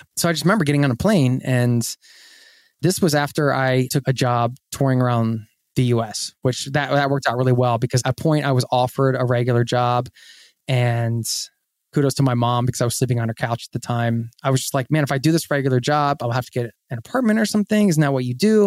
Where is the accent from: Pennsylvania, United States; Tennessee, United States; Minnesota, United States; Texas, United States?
Pennsylvania, United States; Philadelphia; I grew up outside of Philadelphia in the suburbs